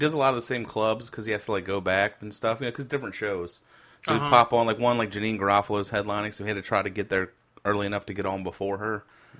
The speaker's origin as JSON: {"language": "English", "country": "Canada", "said": "I'm Canadian."}